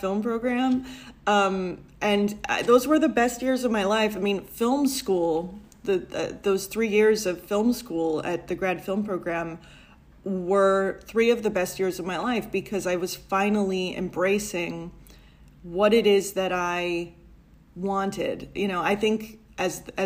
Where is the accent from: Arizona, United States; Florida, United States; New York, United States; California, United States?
New York, United States; New York City; I grew up in a Italian-American neighborhood in Brooklyn